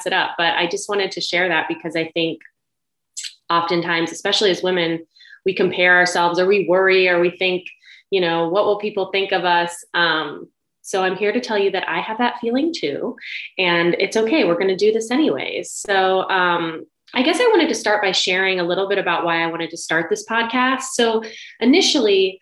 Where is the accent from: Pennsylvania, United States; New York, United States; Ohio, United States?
Ohio, United States; I was actually born in Ohio. I'm from the Midwest